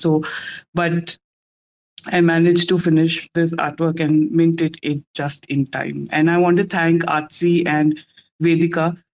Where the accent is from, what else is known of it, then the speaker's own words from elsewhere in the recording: India; I'm from India